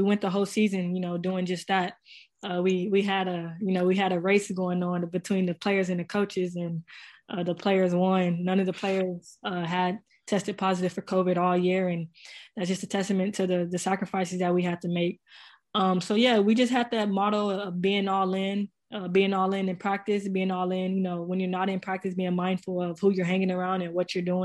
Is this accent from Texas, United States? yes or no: yes; San Antonio, Texas, United States; the tournament was in my hometown